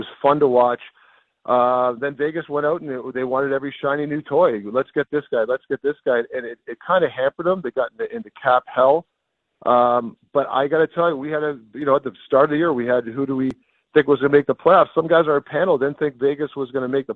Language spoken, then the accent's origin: English; Canada; also born or lived in United States; I'm a Canadian and an American citizen, but I'm obviously a Canada guy too